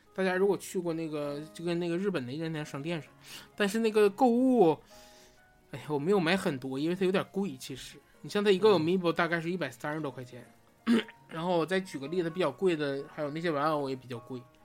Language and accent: Chinese; Northeast China, China; 我作为一个东北人